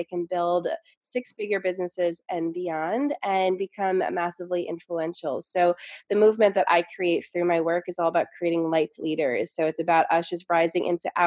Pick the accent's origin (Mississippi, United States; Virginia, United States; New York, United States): New York, United States; I'm from New York. So I came from this like New York, like hustled, you know, corporate, very busy, go, go, go energy